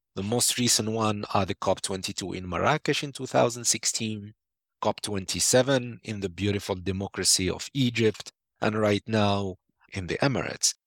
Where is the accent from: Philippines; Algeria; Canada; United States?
Algeria; my home country, Algeria